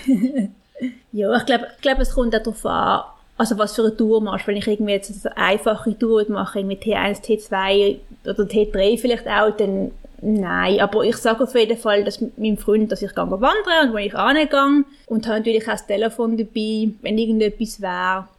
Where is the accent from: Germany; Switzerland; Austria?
Switzerland; Basel, Basel-Stadt; ich bin in Basel geboren und aufgewachsen und bin halt ein bisschen Stadtkind